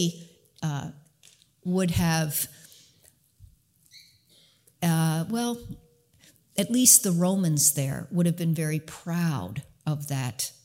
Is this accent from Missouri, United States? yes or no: no; South Central Pennsylvania, United States; moved away; I was raised in South Central Pennsylvania where we can call it a crick